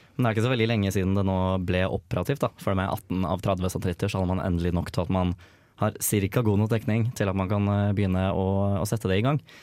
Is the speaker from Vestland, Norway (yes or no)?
no; Oslo, Norway; moved away; Jeg kommer fra Oslo